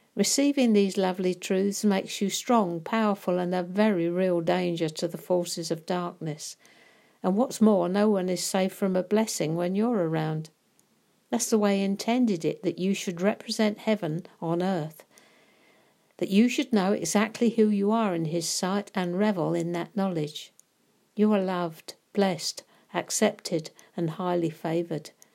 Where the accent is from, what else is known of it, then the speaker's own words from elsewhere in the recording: United Kingdom; being British